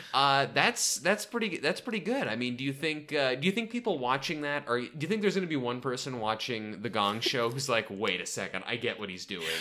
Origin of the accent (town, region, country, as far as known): Portland, Oregon, United States; born or raised there